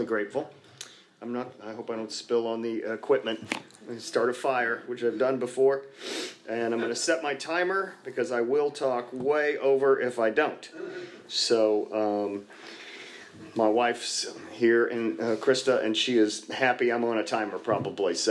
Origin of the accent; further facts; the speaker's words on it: Dallas, Texas, United States; I grew up here in Dallas, just north of here, a couple miles up near the Galleria before the Galleria was there